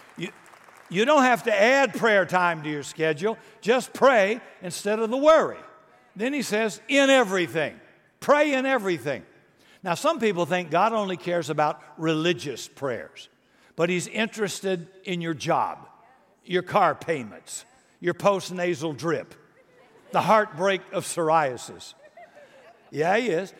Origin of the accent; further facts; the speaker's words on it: United States; I was born in America